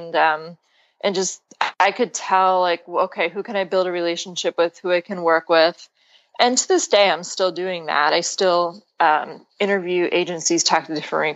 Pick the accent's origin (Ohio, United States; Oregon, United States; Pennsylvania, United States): Pennsylvania, United States; So you're from Pennsylvania originally. Yeah, and, which is actually where I am now